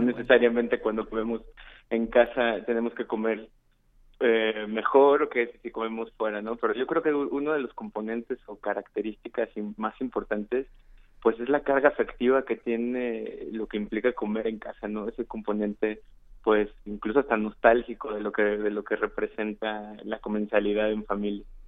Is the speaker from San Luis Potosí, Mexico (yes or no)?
yes; San Luis Potosí, Mexico; now in Mexico City, Mexico; Yo soy de San Luis Potosí, de la capital